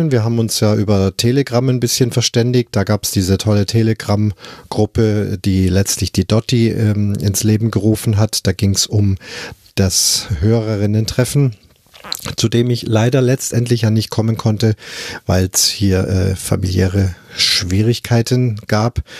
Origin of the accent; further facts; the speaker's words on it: Munich, Bavaria, Germany; Das ging ja los in München, meiner Heimatstadt.